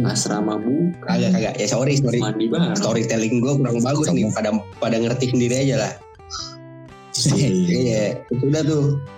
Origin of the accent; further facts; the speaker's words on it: Cirebon, West Java, Indonesia; gue masih di Cirebon kan kampung halaman gue ini